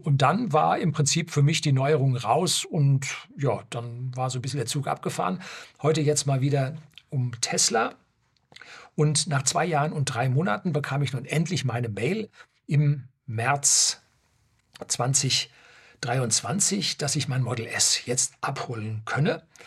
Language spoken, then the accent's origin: German; Germany; bei uns in Deutschland